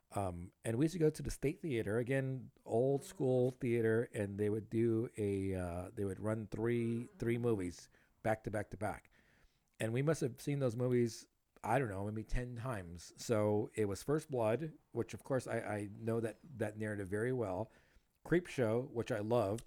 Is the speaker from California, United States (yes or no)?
yes; South Gate, California, United States; also born or lived in Huntington Park, California; I grew up in Southgate